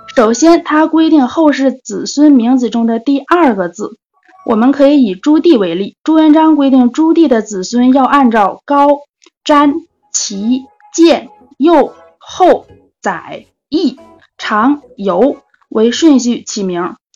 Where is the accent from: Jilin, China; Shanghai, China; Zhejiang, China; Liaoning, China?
Jilin, China; now in Shenyang, China; 我是嘉市吉林省的，现在在沈阳